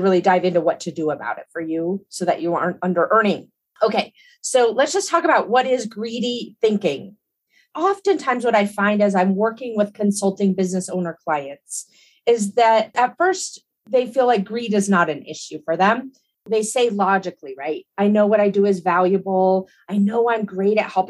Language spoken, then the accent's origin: English; Colorado, United States; also born or lived in Hawaii; I grew up in Colorado and I've spent most of my life here